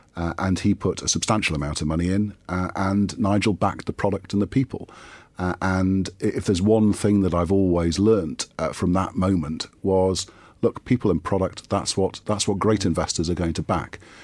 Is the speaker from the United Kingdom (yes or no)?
yes; Geordie, North East England, United Kingdom; as a Geordie